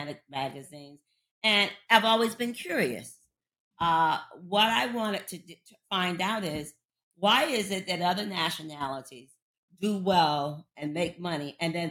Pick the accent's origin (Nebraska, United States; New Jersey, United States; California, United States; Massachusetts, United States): New Jersey, United States; Paterson; coming from a small town in Paterson, New Jersey, and P-Town, of course, is for Paterson, New Jersey. I come from the Christopher Columbus Projects, where drug abuse and violence was the norm.